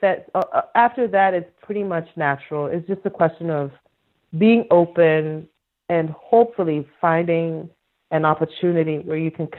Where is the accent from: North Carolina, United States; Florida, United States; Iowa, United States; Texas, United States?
Iowa, United States; So when we were younger, I grew up in Iowa, okay?